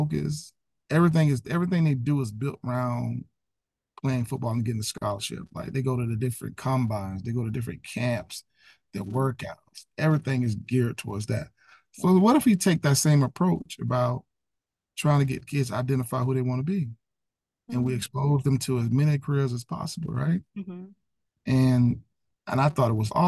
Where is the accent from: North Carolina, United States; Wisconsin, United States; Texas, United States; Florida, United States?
Florida, United States; Pompano Beach; also born or lived in Tallahassee, Florida / Atlanta, Georgia; born and raised in Pompano Beach